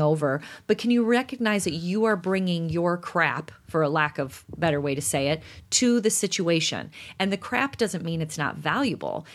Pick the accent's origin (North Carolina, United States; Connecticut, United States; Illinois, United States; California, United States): Illinois, United States; Chicago; we're from Chicago